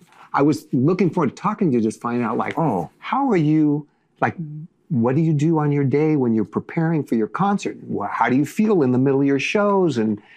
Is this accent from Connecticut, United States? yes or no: no; Seattle, Washington, United States; That's my hometown, by the way. Oh, really? Yeah, I was born there, so I know Seattle intimately.